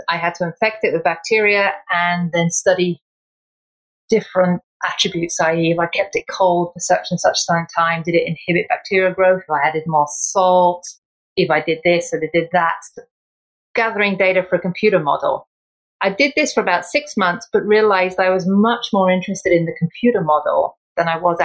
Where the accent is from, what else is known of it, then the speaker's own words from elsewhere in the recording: England, United Kingdom; I was born in England and my mom was Irish. My dad was English. And I went through school